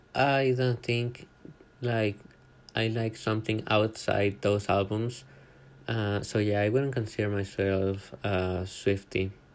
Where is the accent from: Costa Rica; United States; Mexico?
Costa Rica; I am from Costa Rica